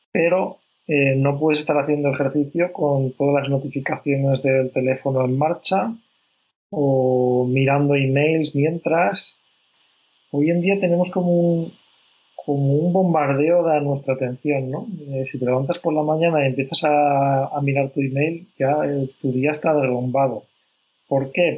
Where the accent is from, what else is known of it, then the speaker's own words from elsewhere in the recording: Spain; yo, yo que soy de España, en España, eh, somos muy, muy al revés